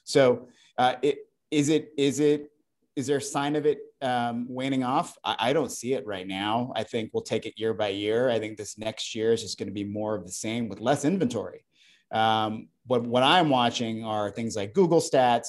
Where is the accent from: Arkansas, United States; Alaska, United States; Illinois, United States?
Alaska, United States; moved away; I grew up in Alaska